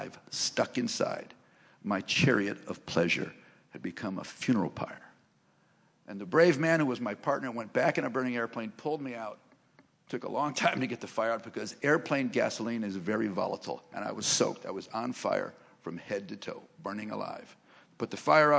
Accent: Cleveland, Ohio, United States; I grew up in Cleveland, Ohio

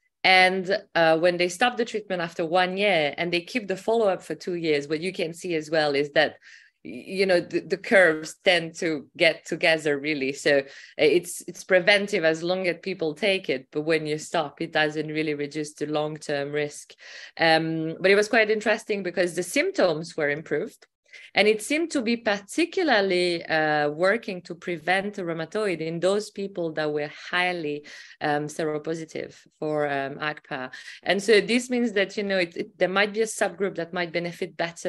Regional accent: Glasgow, Scotland, United Kingdom; from Glasgow, UK.

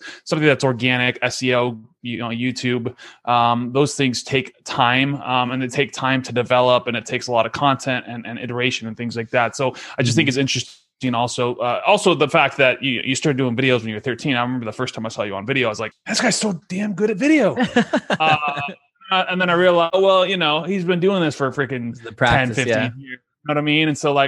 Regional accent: San Diego, California, United States; San Diego.

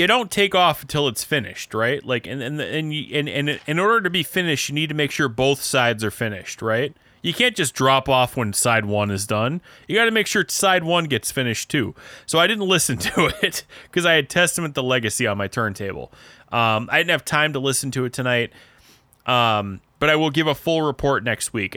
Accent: Midwest, United States; accent: Midwestern American; now in New York City, United States; I have an American accent, just a Midwestern American accent.

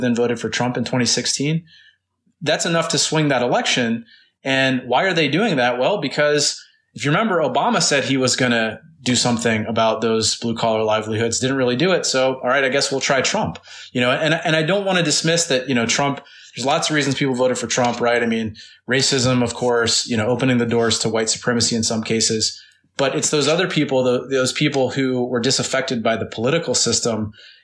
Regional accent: Mississippi, United States; moved away; the people I grew up in Mississippi, you know, my family members in Mississippi who have lived there their entire lives

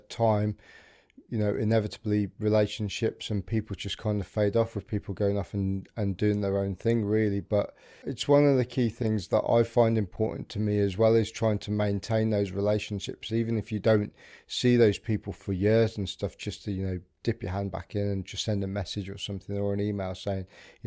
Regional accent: United Kingdom; we're very reserved as a British people

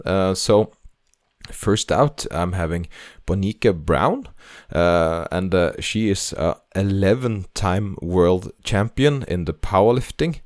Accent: Norway; English is a second language; I'm uh, Norwegian, so this is my second language

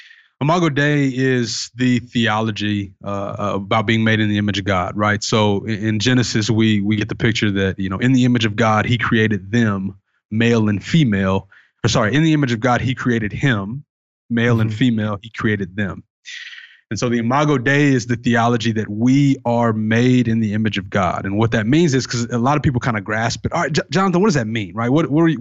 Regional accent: the South, United States; Cause I'm from the South. Right. And so that's, coming from me, it's like obviously someone from the Bible Belt is going to say something like that.

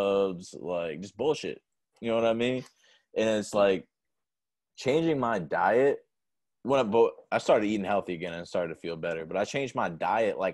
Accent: New Hampshire, United States; now in Carolinas, United States; I'm from New Hampshire. My family back there

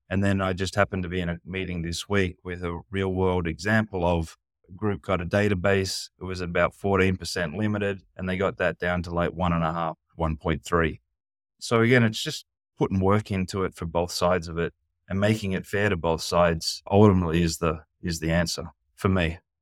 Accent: United States; moved away; being American, not living in the U S

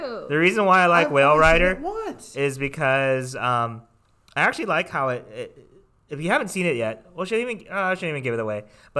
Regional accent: Pacific Northwest, United States; I always tell them, well, you know, I grew up in the Pacific Northwest. I was kind of a bad kid.

